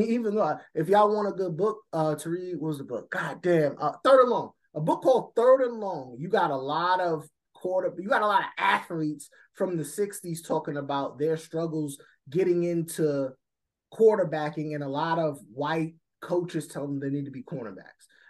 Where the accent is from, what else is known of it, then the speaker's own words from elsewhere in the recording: New York, United States; I'm a New Yorker family. I'm a New Yorker.